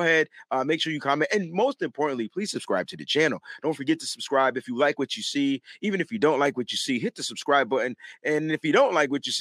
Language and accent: English; East Coast, United States; I'm from the East Coast